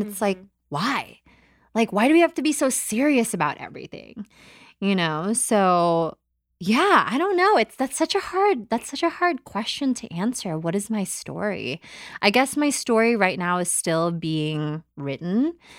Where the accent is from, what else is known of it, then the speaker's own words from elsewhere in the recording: Philippines; born there; But basically, in a nutshell, I was born in the Philippines, January 6, 1991.